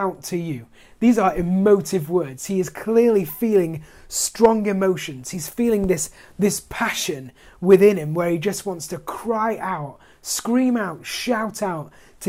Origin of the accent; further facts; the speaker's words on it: United Kingdom; as British people, you know, we have this ridiculous reserve